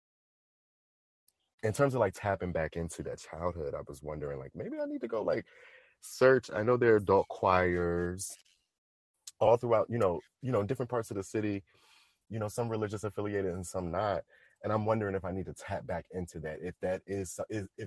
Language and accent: English; Waldorf, Maryland, United States; I grew up in Southern Maryland